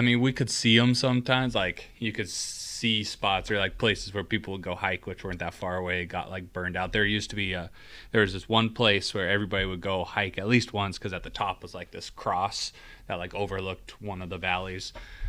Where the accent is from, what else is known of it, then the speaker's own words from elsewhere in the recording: Stanwood, Washington, United States; moved away as an adult; also born or lived in Evansville, Indiana / Southern California; And so I was born in Evansville, Indiana, and then we moved back to Washington, where my family's from. My parents both graduated from our small town in Washington called Stanwood. And I grew up there.